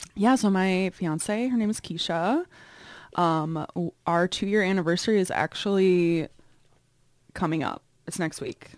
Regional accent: Chicago, Illinois, United States; I grew up in the suburbs of Chicago, Northwest suburbs

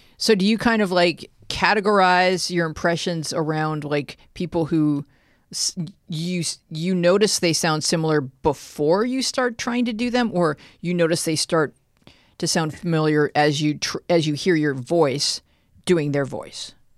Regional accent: Buffalo, New York, United States; a kid growing up in suburban Buffalo

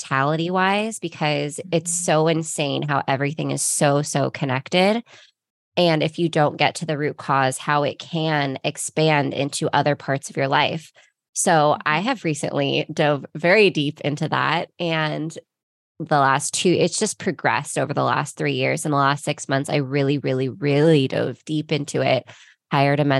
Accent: Ventura, California, United States; now in Costa Mesa, United States; I am from Ventura, California. I was born and raised on the beach

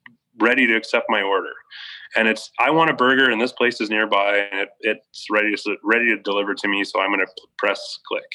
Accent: just outside of Montreal, Quebec, Canada; moved away as an adult; also born or lived in Alberta / Switzerland / Edmonton; now in Sherwood Park, Canada; I grew up just outside of Montreal, moved out to Alberta in 99

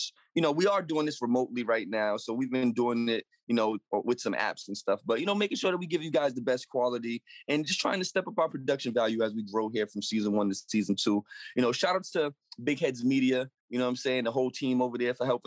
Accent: Boston, Massachusetts, United States; I'm a kid from Dorchester. I grew up in Dorchester, Mass.

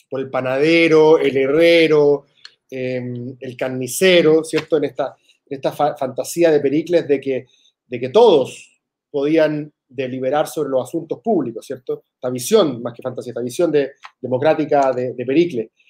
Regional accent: Argentina; Sí, yo en ese sentido soy súper argentino

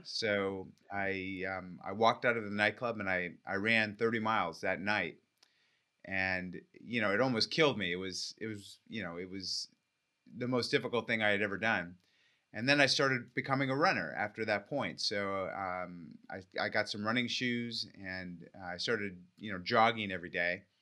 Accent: California, United States; I grew up in California

